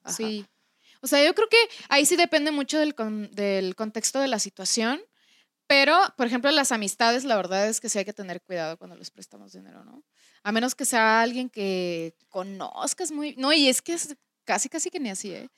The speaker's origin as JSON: {"language": "Spanish", "country": "Mexico", "first_language": "Spanish", "said": "nosotros, que somos mexicanos"}